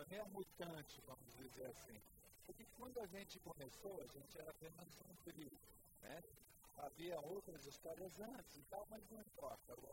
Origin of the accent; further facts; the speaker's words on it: São Paulo, Brazil; eu sou de São Paulo, já ouvi vocês muito em São Paulo